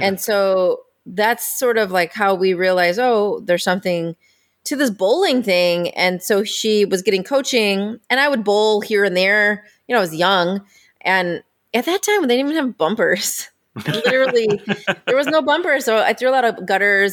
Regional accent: Indiana, United States; I grew up in Indiana.

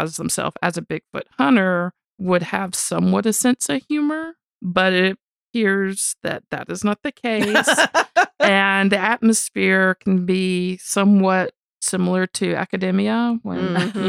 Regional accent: United States; we're American

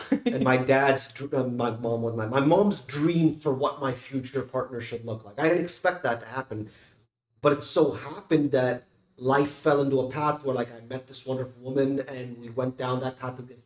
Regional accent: Tamil Nadu, India; moved away; I grew up in Tamil Nadu for so many years

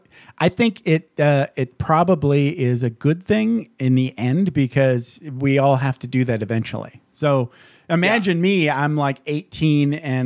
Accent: Upper Peninsula of Michigan, United States; I grew up in snow in the Upper Peninsula of Michigan.

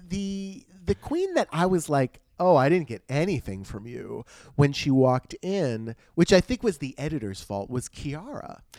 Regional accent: United States; I'm American

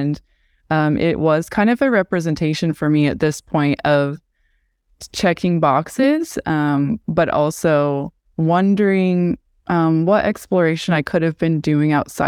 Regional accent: West Jordan, Utah, United States; So I grew up in a Mormon community. I grew up in West Jordan, Utah

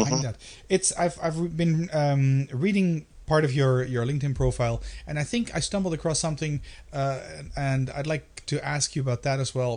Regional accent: Netherlands

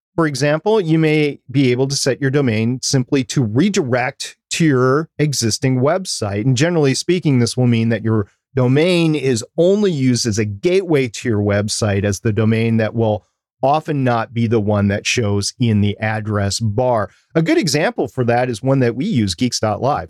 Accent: United States; I am American

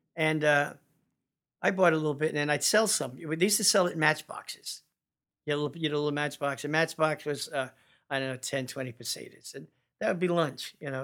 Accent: California, United States; my home state, California

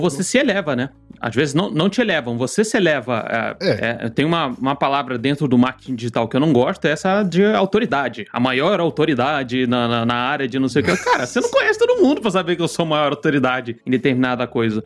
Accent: Rio de Janeiro, Brazil; also born or lived in Nova Iguaçu; now in São Paulo, Brazil; eu sou do Rio de Janeiro e. Hoje eu moro em São Paulo, mas eu, eu morava em Nova Iguaçu

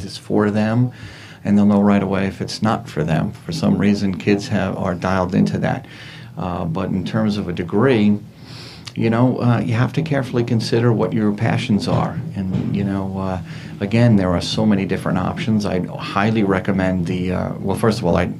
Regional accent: Levittown, New York, United States; I grew up in Levittown.

